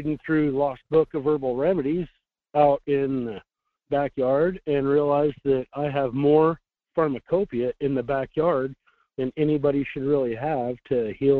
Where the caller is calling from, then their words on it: Fairbanks, Alaska, United States; in Fairbanks.